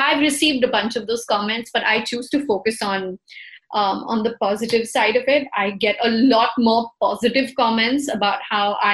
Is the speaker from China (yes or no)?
no; India; We're Indian, yeah, we're brown people